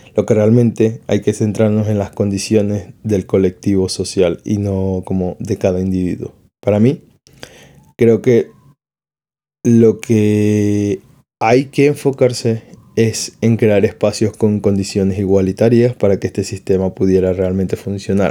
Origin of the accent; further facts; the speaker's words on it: Venezuela; now in Spain; mis padres están en Venezuela